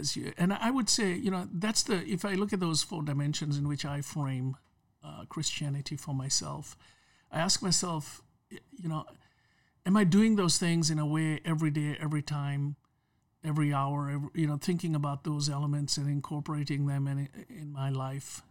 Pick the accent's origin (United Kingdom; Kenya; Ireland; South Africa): Kenya; moved away; I grew up in Kenya, uh, under the British colony system